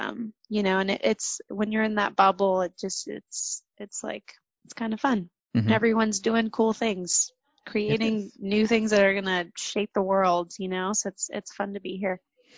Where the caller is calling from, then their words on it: San Francisco, California, United States; I am in California in San Francisco.